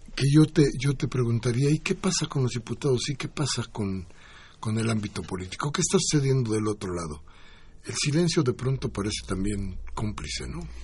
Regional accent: Mexico; todos nosotros somos mexicanos

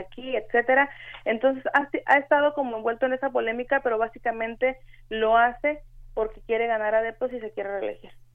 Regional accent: Michoacán, Mexico; now in Tijuana, Mexico; yo soy originaria de Michoacán

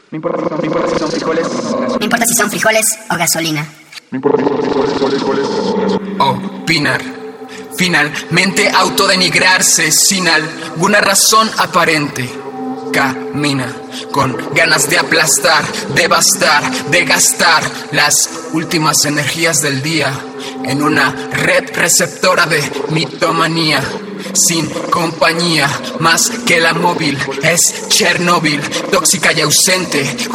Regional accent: Mexico City, Mexico; soy de la Ciudad de México. Soy escritor, soy músico

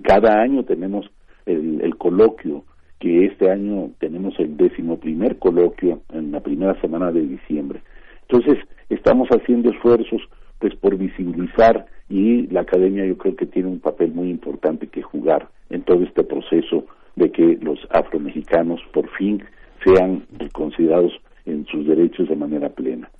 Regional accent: Mexico; la población mexicana la tenemos

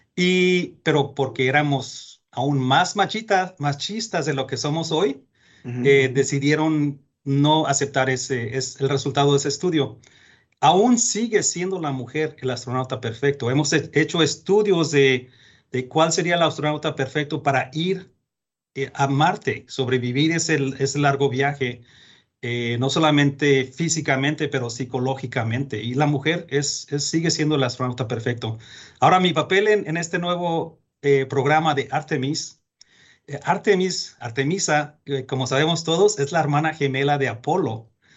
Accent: Mexico; moved away; Yo soy mexicano, nacido en México

